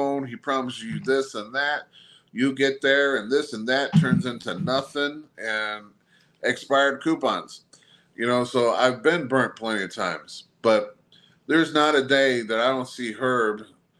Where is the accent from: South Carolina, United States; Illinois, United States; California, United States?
Illinois, United States; Belleville; Belleville is my hometown. You know, it's where I stayed growing up.